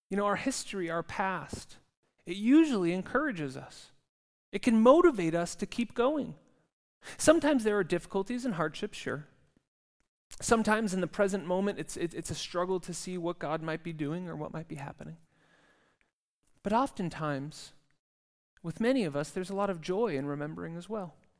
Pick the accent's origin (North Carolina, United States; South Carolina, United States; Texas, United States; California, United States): California, United States; now in Zurich, Switzerland; I come from California